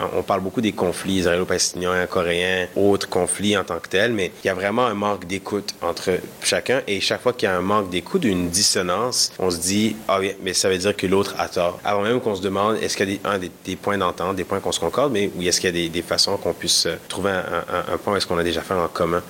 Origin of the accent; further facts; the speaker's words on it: Montreal, Quebec, Canada; first language Kinyarwanda; French is a second language; also born or lived in Edmonton, Alberta; Je suis né à Montréal, d'origine rwandaise.